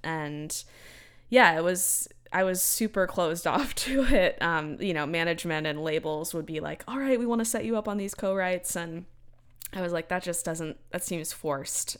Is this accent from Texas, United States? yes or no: yes; Central Texas, United States; growing up in Central Texas